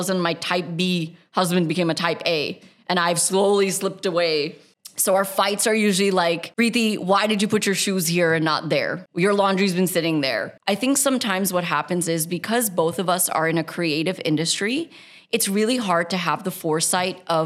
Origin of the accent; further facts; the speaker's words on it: United States; now in United Arab Emirates; We grew up in a very desi household in America.